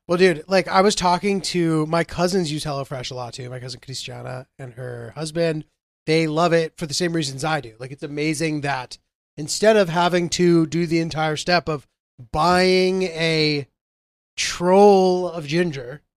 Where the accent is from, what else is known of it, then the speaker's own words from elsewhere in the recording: Connecticut, United States; growing up in Connecticut